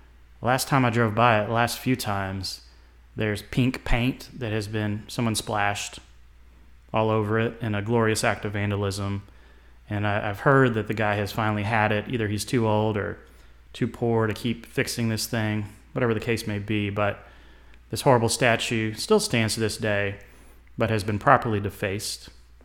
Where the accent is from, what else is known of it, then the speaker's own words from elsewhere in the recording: Nashville, Tennessee, United States; I did grow up in the South, obviously. I was born in Nashville. I was raised in a suburb of Nashville. It was a small town at the time.